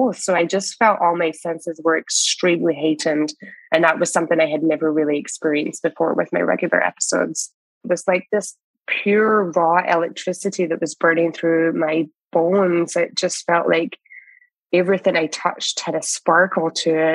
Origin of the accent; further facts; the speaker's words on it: Scotland, United Kingdom; also born or lived in West Coast, Canada; now in Canada; I am a Scottish immigrant here in Canada